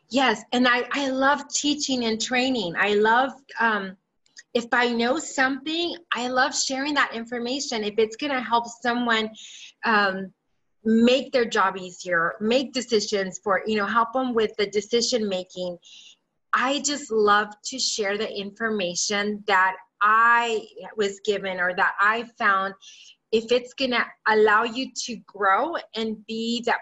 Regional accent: California, United States; English is a second language; i learned english as a second language in third and fourth grade and then i remembered um, I grew up in the San Gabriel Valley back when, um, if you're, if that's in Southern California.

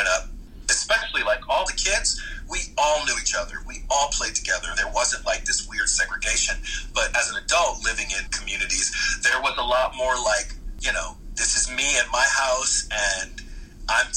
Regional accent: Philadelphia, Pennsylvania, United States; Philadelphia was an interesting place to grow up

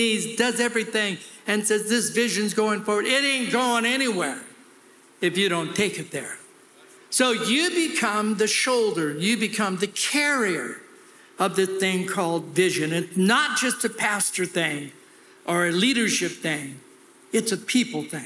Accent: California, United States; I'm from California

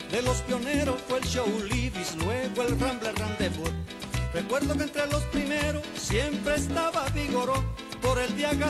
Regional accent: Puerto Rico; Es que yo soy boricua puertorriqueño

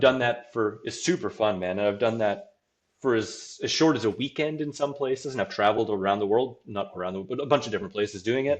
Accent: Saskatoon, Saskatchewan, Canada; my hometown of Saskatchewan, Saskatoon

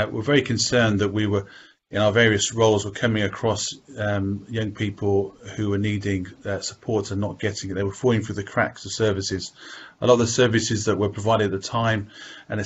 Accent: Birmingham, West Midlands, United Kingdom; I'm from Birmingham. I've lived here all my life

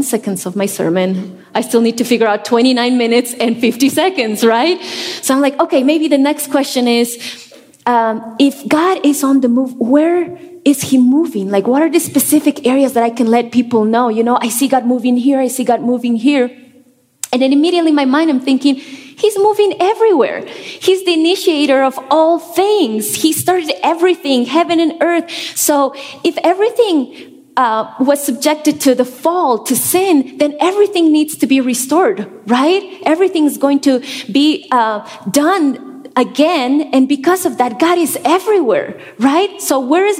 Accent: La Paz, Bolivia; moved away as an adult; now in Denver, United States; I was born and raised in La Paz, Bolivia.

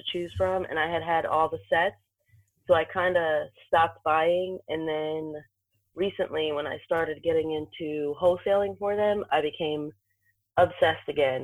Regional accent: Augusta, Georgia, United States; I'm from Augusta, Georgia

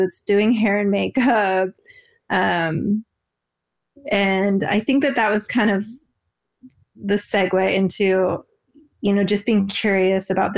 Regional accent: Portland, Oregon, United States; born or raised there

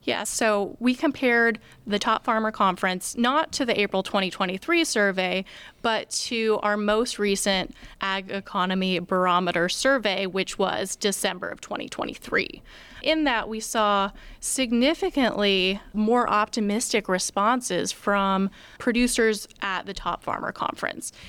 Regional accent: Oregon, United States; moved away as an adult; now in West Lafayette, United States; originally I'm from Out'n Oregon. I grew up on a farm

